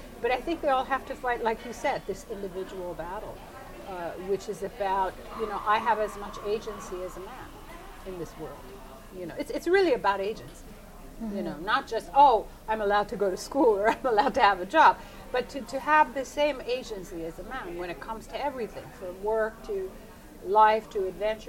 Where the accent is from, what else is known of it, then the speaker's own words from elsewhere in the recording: Iran; When I grew up in Iran, I went to school with boys, which is impossible now. We went swimming in the Caspian Sea with my father and my brothers.